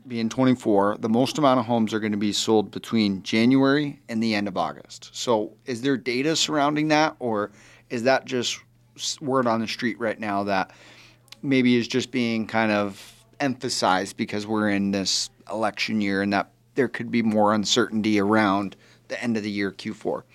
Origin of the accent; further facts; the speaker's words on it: Arizona, United States; I was born and raised right here in Arizona